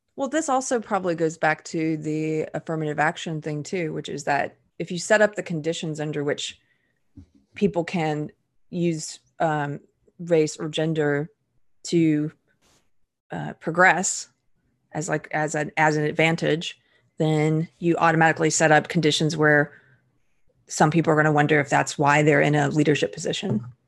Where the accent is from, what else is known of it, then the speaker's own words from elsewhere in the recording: the South, United States; I am a Southerner